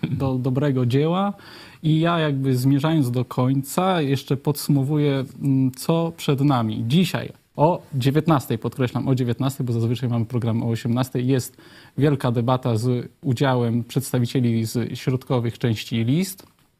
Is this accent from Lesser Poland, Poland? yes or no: no; Lublin Voivodeship, Poland; u nas na Lubelszczyźnie